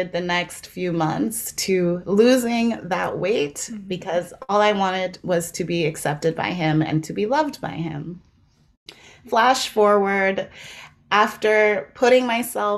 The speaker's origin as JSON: {"language": "English", "country": "South Africa", "moved": "yes", "lives_now": "Canada", "said": "it starts back in South Africa, which is where I'm from"}